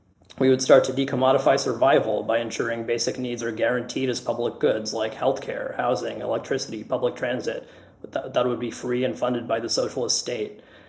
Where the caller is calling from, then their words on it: Washington, District of Columbia, United States; I'm on DSA's Green New Deal campaign committee, and I'm calling from Washington, D.C. on Piscataway land.